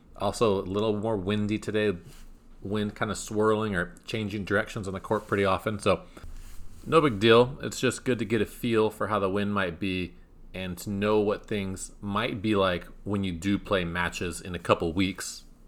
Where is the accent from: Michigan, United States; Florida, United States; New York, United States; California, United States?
California, United States; my home state